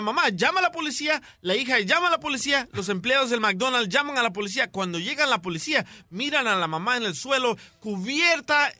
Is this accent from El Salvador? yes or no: yes; Ahuachapán, El Salvador; Soy de Tiquisaya, por Aguachapán